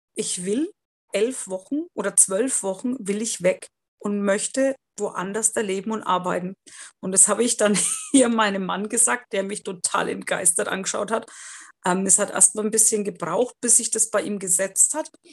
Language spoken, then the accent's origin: German; Bavaria, Germany; ich komme ja aus Bayern